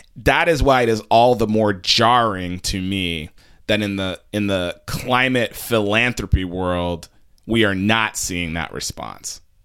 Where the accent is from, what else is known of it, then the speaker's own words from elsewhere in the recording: New York City, New York, United States; as a New Yorker